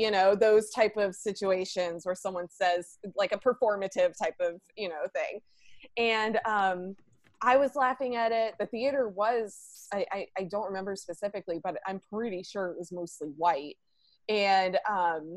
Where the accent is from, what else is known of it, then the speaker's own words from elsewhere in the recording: Alabama, United States; moved away; also born or lived in Georgia; I'm originally from the South. I grew up in Alabama